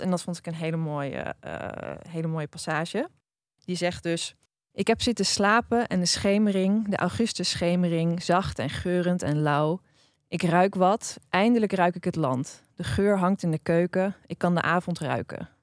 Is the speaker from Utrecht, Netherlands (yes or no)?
no; Drenthe, Netherlands; ik ben opgegroeid in Drenthe